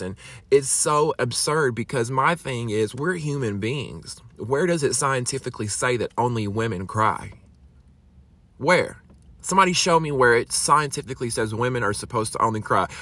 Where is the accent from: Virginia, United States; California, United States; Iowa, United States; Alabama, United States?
Alabama, United States; I'm from Alabama